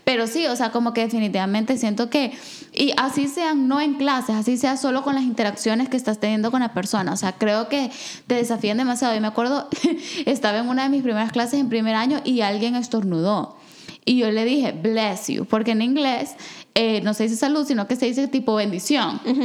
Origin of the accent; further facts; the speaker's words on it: El Salvador; moved away; yo soy del de Salvador, pero yo todo el tiempo, toda mi vida crecí con una narrativa de la guerra